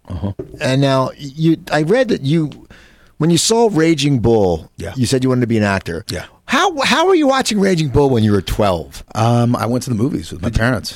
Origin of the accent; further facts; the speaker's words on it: Yonkers, New York, United States; I grew up in Yonkers, but my family was from the Bronx